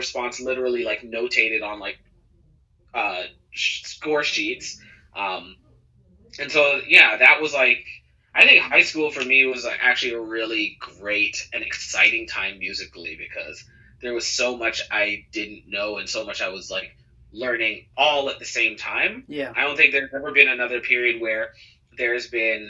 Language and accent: English; Cayman Islands; growing up in the Cayman Islands